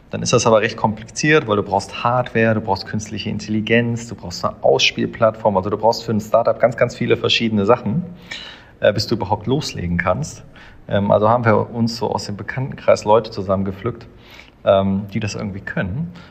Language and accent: German; Düsseldorf, North Rhine-Westphalia, Germany; ich komme aus dem Eishockey ähm, ich bin Düsseldorfer, deshalb habe ich bei der DG im Nachwuchs gespielt